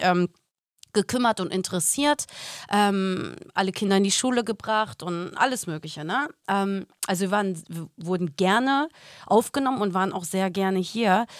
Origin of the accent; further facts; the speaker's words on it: Germany; moved away as an adult; also born or lived in Los Angeles, United States; ich bin doch hier in Deutschland geboren